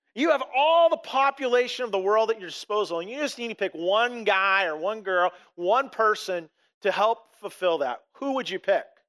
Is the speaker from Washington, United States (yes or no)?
yes; Blaine, Washington, United States; I came from this little town of Blaine, this, this little place called Custer, Washington, in or Ferndale